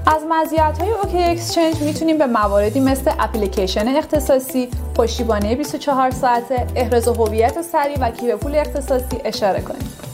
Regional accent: Iran; ما به عنوان یه ایرانی

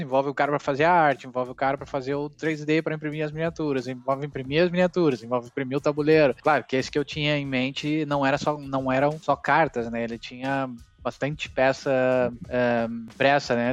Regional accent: Rio Grande do Sul, Brazil; aqui no Rio Grande do Sul, né? Eu não saí do Rio Grande do uhum. Sul

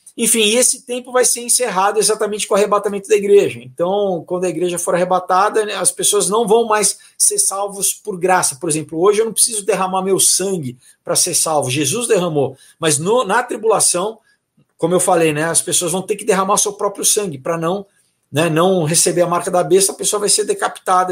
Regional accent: São Paulo, Brazil; sou paulistano

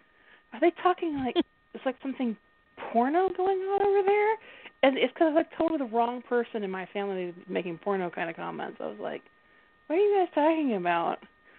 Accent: Southern United States, United States; I was raised in the South, so my accent's just such a muddle.

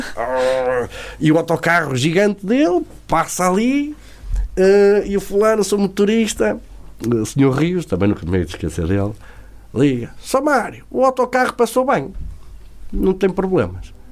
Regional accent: Favaios, Norte, Portugal; I'm from Portugal, Douro Valley, I have a big farm to make big parties

